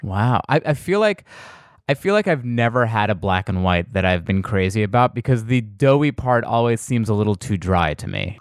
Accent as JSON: {"language": "English", "region": "New York", "country": "United States", "moved": "yes", "lives_now": "Los Angeles, United States", "said": "I'm from New York, so I, with my New York friends"}